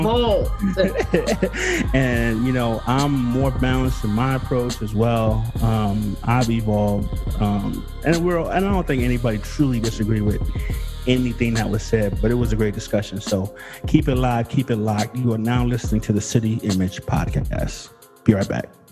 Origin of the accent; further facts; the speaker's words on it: United States; I grew up in America